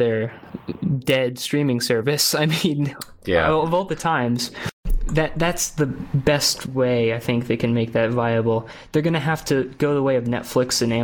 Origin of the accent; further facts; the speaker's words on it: United States; as an American